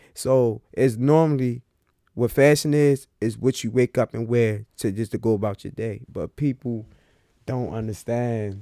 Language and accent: English; Baltimore, Maryland, United States; I'm from Baltimore.